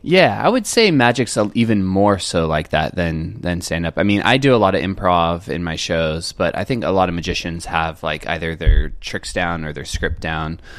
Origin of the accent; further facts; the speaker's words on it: Cardiff by the Sea, California, United States; I grew up in San Diego in a little North County uh, suburb called Cardiff by the Sea.